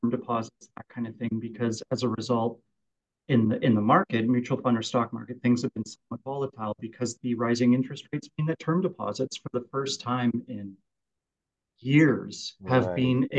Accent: Kelowna, British Columbia, Canada; I was born and raised out around Winfield and Kelowna and always kind of worked around

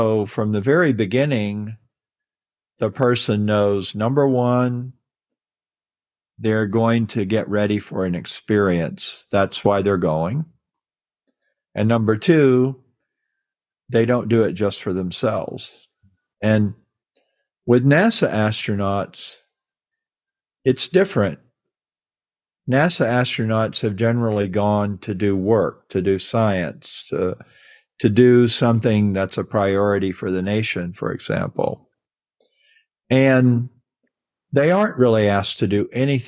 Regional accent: Mississippi, United States; moved away; I was born in Mississippi and, you know, I went to church

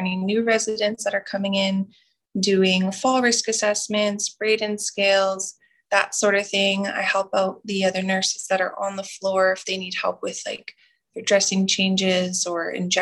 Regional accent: Muscowpetung First Nation, near Regina, Saskatchewan, Canada; also born or lived in Alberta; now in Wabasca-Desmarais, Canada; I'm from Muskaugan First Nation, and that is in kind of by Regina, Saskatchewan

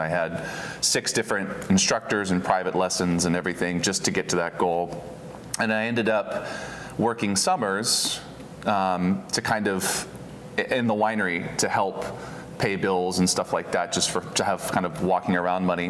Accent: Oregon, United States; also born or lived in Houston, Texas; I've spent the majority of 30 years in Oregon, out in Chehalem Mountain

